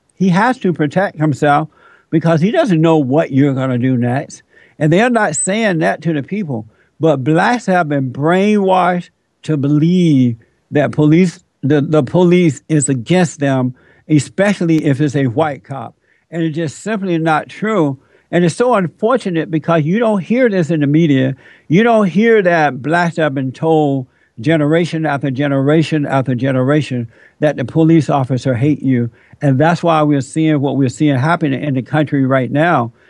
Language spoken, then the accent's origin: English; United States; I'm an American. I'm not African American.